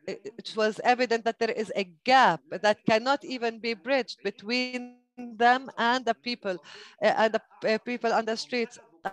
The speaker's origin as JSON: {"language": "English", "town": "Ibillin", "region": "Northern District", "country": "Israel", "tie": "born there", "said": "I was born in Abilene in the Galilee, and it is located between Haifa and Akko."}